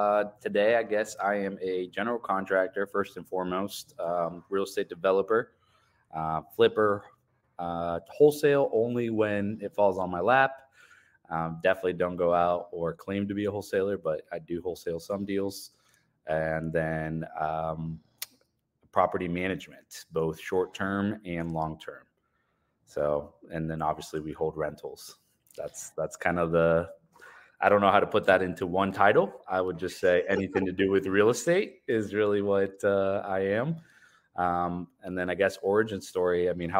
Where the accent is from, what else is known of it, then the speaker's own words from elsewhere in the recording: Richwood, Ohio, United States; also born or lived in Colombia; So yeah, I was born in Colombia, South America. We immigrated to the States in 1999, went to a small town called Richwood, Ohio. It is very rural, about two, maybe three stoplights type of town, very Midwestern country, and then moved to Delaware, Ohio